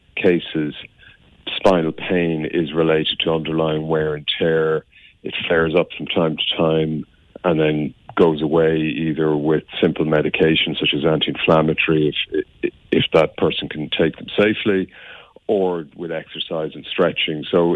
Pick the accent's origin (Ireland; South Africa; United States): Ireland; Limerick, Munster; I was brought up in Limerick, went to school in Limerick.